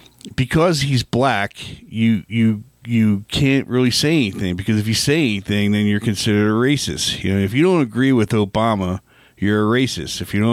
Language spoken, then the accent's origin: English; Philadelphia, Pennsylvania, United States; now in Albuquerque, United States; I'm a transplant from Philadelphia. The birthplace of independence.